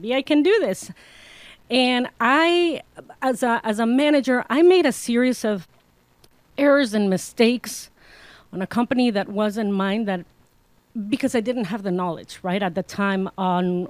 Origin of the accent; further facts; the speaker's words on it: Mexico; now in Arizona, United States; I am originally from Mexico, and so when I migrated to Arizona